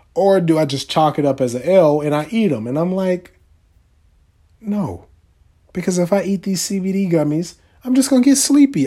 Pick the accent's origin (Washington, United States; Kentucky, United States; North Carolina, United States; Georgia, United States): North Carolina, United States; I'm from North Carolina.